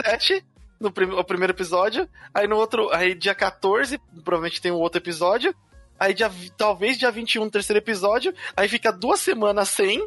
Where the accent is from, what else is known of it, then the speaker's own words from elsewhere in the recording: Brazil; a gente, como brasileiros aqui